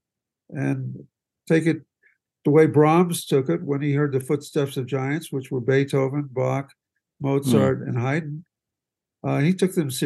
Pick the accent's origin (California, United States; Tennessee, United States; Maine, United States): California, United States; also born or lived in Waco, Texas; a kid from California who was a surfer